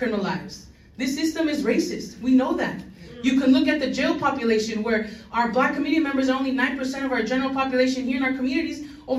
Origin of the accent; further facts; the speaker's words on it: Los Angeles, California, United States; I was born and raised in LA in Highland Park. I've lived here my entire life.